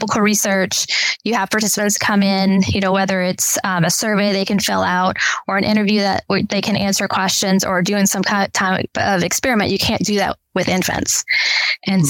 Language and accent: English; Louisiana, United States; also born or lived in Texas; Born and raised in Louisiana